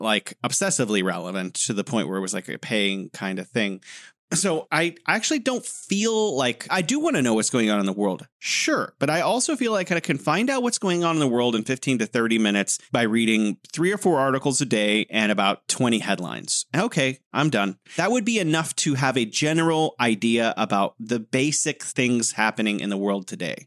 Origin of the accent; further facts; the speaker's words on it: United States; as an American